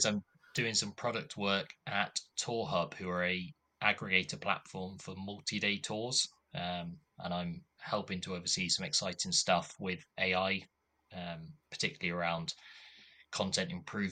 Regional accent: Coventry, West Midlands, United Kingdom; moved away as an adult; now in Cardiff, United Kingdom; So I'm from Coventry originally. Yeah, spent all my life in Coventry up to the age of 18

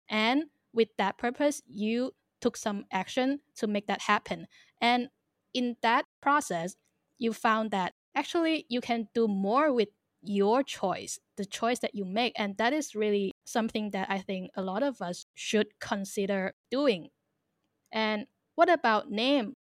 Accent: Thailand; also born or lived in China / Hong Kong / Northern Ireland; I am a Chinese born but raised in Thailand

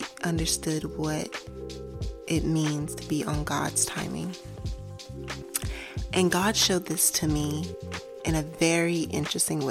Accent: New York, United States; moved away; I'm from New York originally, and you walk everywhere in New York

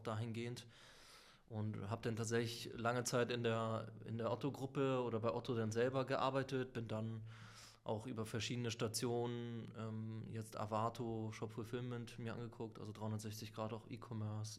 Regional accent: Lübeck, Schleswig-Holstein, Germany; moved away; also born or lived in Sicily / Hamburg; also eigentlich auf Sizilien geboren und in Lübeck quasi aufgewachsen, dann nach Hamburg gekommen, studiert.

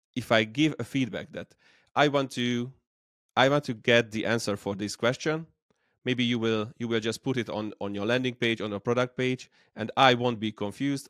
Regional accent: Debrecen, Hajdú-Bihar, Hungary; I'm from Hungary, Debrecen, the second largest city

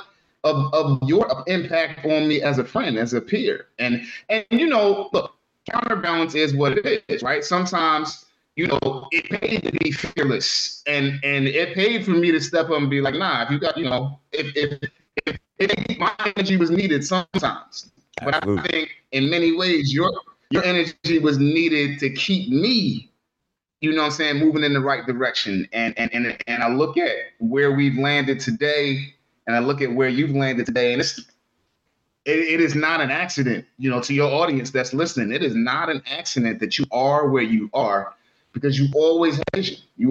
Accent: Philadelphia, Pennsylvania, United States; growing up in Philly

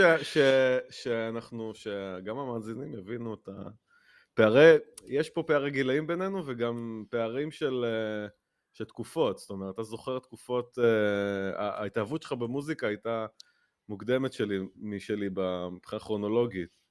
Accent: Netanya, Central District, Israel; בנתניה, איפה שגדלתי, אה, איפה שנולדתי

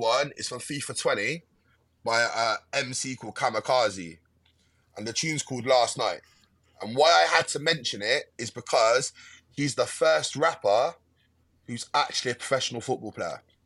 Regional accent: Westbury, South West England, United Kingdom; born or raised there

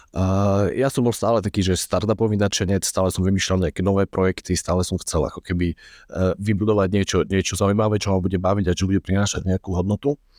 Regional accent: Prešov, Prešov Region, Slovakia; moved away as an adult; also born or lived in Bratislava; po nejakých 6 rokoch v Bratislave sme sa vrátili s rodinou na východ vrátili sme sa do Prešova

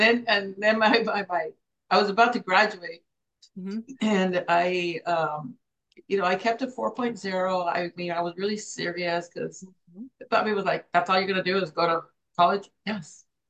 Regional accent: Hawaii, United States; So we go walk in there, and they find out that we're from Hawaii.

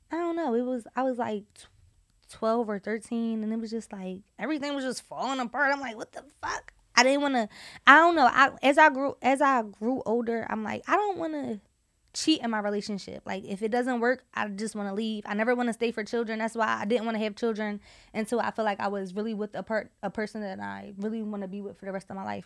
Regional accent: Philadelphia, Pennsylvania, United States; moved away; I'm from Southwest and if you know about Southwest, you know about Southwest. I'm from the cool part of Southwest. I'm not, I'm from fifty-first and Baltimore

